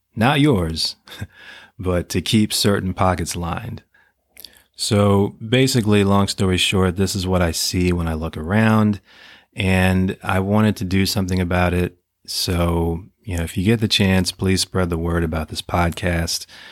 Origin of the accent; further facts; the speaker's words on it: United States; as, as American citizens